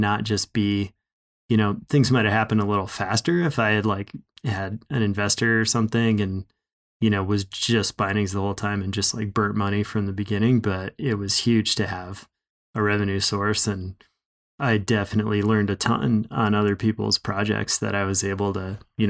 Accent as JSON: {"language": "English", "region": "Minnesota", "country": "United States", "moved": "as an adult", "lives_now": "Bozeman, United States", "said": "You know, I moved from Minnesota, so I was still, you know, essentially didn't get into big mountains until I was 20."}